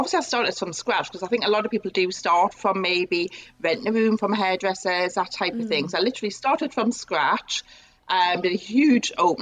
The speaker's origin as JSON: {"language": "English", "town": "Newcastle upon Tyne", "region": "North East England", "country": "United Kingdom", "also_born_or_lived": "Northampton", "moved": "as an adult", "said": "it was time for me to go home. So I came back to Newcastle"}